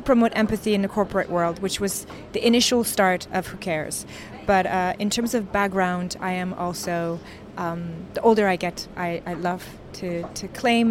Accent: Canada; also born or lived in New York; I'm also Canadian, where I've lived most of my life. I'm also a New Yorker, where I've lived a very long time

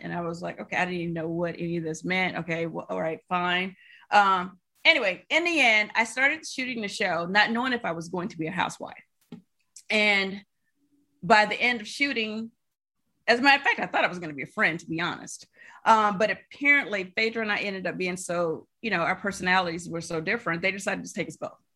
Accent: Alabama, United States; moved away as an adult; also born or lived in New York City; I am originally from Alabama

